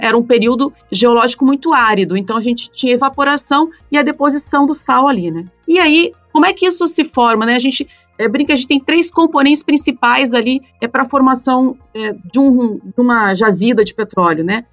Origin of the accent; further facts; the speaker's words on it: Curitiba, Paraná, Brazil; eu sou curitibana